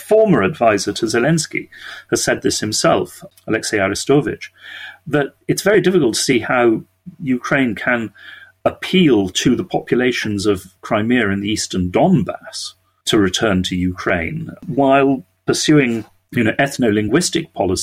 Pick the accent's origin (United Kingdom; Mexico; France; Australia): United Kingdom; we are British